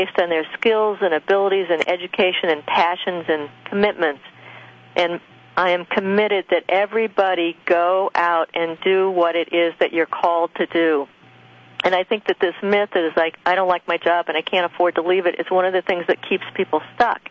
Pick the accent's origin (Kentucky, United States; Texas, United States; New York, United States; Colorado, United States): Colorado, United States; Loveland; the farm I grew up on in Loveland, Colorado